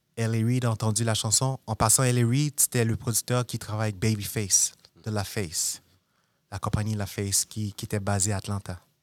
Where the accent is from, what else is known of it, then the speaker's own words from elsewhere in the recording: Montreal, Quebec, Canada; moved away; also born or lived in New York; je viens de Montréal